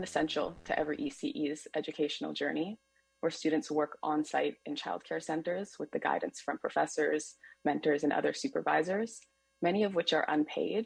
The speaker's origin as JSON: {"language": "English", "town": "Winnipeg", "region": "Manitoba", "country": "Canada", "moved": "yes", "lives_now": "Vancouver, Canada", "said": "I'm originally from Treaty One territory known as Winnipeg, Manitoba"}